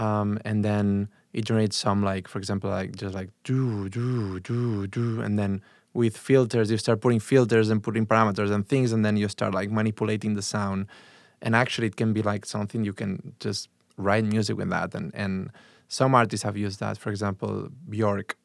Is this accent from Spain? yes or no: yes; Barcelona, Catalonia, Spain; English is a second language; moved away as an adult; now in Chicago, United States; I'm from Barcelona. I was born in a s, town really close to Barcelona.